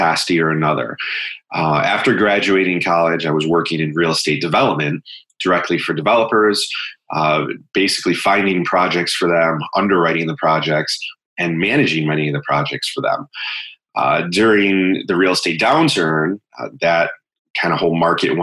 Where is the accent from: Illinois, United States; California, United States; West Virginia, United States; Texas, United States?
Illinois, United States; Bloomingdale; also born or lived in Chicago; now in Riverside, United States; I grew up a little further west in Bloomingdale, which is kind of close to Elmhurst, Addison area. Lived there, grew up there my entire life